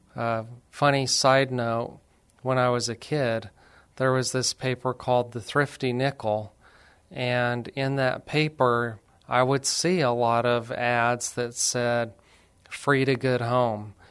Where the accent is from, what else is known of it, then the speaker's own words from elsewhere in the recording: Alamogordo, New Mexico, United States; also born or lived in Lubbock, Texas / Las Cruces, New Mexico; I'm actually from New Mexico, a little city called Alamogordo